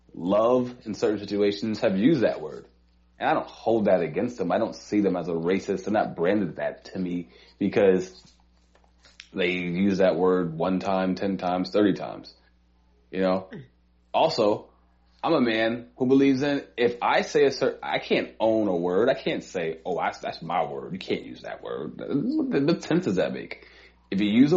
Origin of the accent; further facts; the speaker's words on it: New York City, New York, United States; I am from Harlem